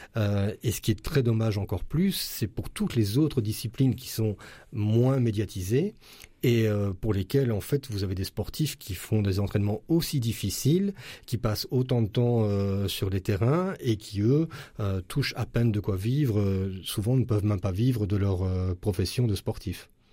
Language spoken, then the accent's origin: French; Braine-le-Comte, Wallonia, Belgium; je suis habitant de Braine-le-Comte